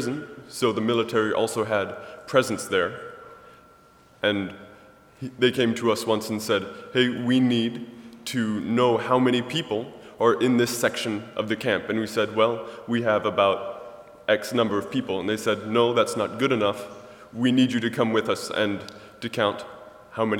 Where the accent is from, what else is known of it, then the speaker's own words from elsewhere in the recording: Millersburg, Ohio, United States; I'm from Millersburg, Ohio.